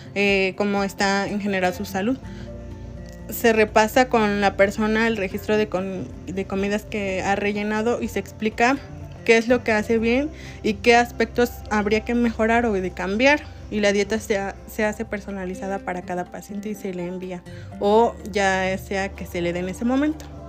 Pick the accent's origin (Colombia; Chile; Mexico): Mexico; nosotros como mexicanos